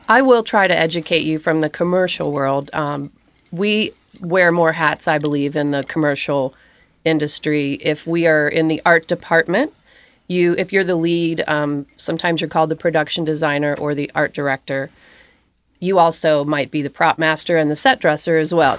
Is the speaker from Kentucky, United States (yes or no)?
yes; Augusta, Kentucky, United States; I'm from Augusta, Kentucky